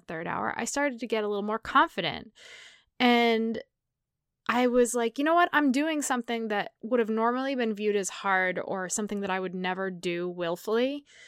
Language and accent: English; New England, United States; moved away; I grew up in New England